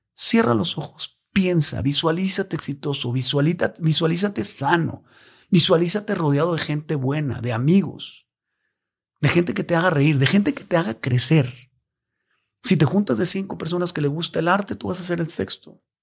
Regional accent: Mexico; como mexicano

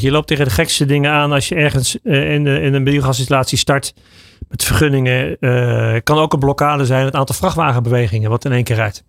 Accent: Netherlands; we zijn Nederlanders

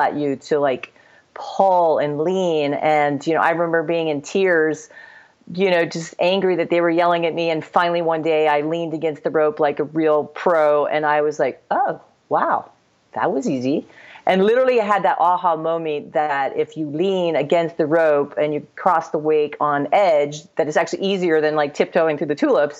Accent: southern Ohio, United States; also born or lived in West Virginia; Even though I'm from West Virginia, I did grow up skiing in southern Ohio

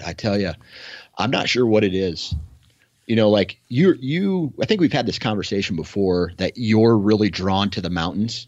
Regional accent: Iowa, United States; I come from Iowa, right? So, I just see cornfields

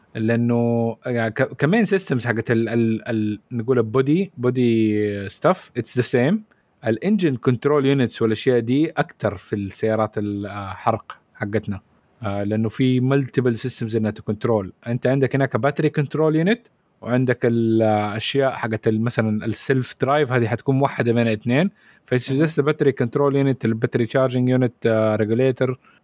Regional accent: Saudi Arabia; عندنا في السعوديه

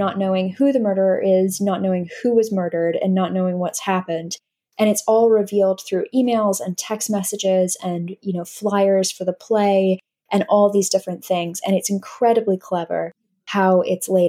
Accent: United States; accent: North American; now in London, United Kingdom; my accent are North American. So I'm from the U.S.

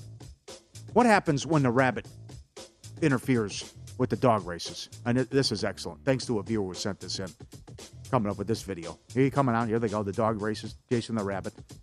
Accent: Wisconsin, United States; moved away; I'm from there reluctantly

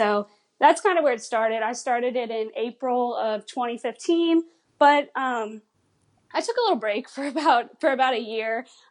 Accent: Louisiana, United States; But since, like I said, I'm from Louisiana, I can't be in the parks all the time.

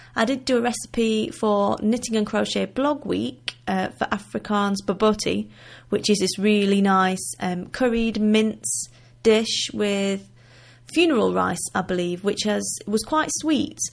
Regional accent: Wigan, North West England, United Kingdom; accent: northern; now in Limpopo, South Africa; originally I am from the northwest of England, in a town called Wigan, which is in between Liverpool and Manchester. So I do still have a little bit of a northern accent

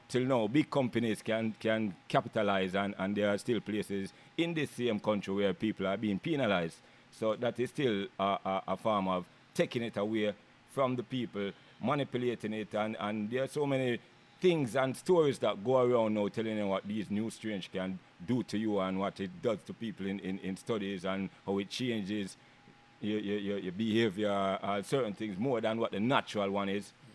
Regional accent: Kingston, Jamaica; now in United States; I'm from Kingston, Jamaica.

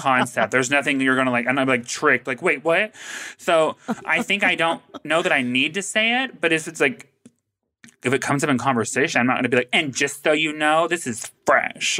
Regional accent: the South, United States; I grew up in the South

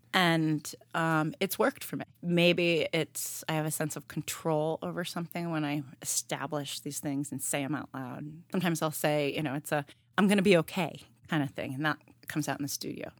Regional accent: New York City, New York, United States; moved away as an adult; also born or lived in Woodstock, Vermont; now in Providence, United States; We moved to New York City. I grew up in Harlem

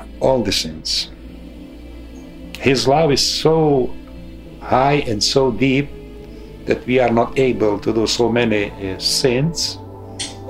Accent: Transcarpathia, Zakarpattia Oblast, Ukraine; English is a second language; moved away as an adult; now in Harrisburg, United States; I am a priest from Ukraine, Transcarpathia. Right now, I'm helping here in United States, in Pennsylvania, Harrisburg

